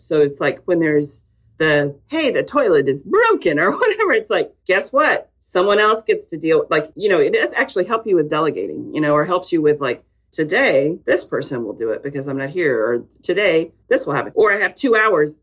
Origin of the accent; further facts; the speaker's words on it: Texas, United States; I'm a Texan